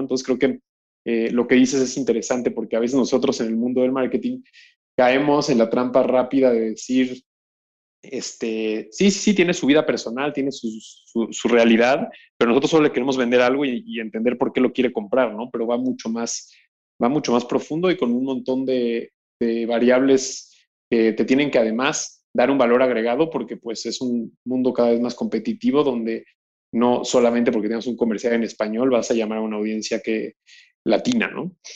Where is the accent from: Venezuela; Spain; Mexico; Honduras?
Mexico; siendo mexicano